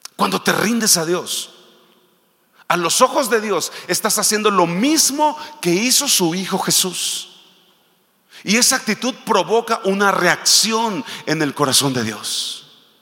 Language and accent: Spanish; Michoacán, Mexico; Nosotros somos de Michoacán